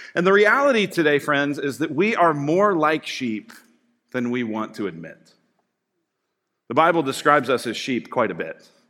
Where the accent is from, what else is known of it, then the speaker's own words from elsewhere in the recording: Colorado, United States; I grew up in Colorado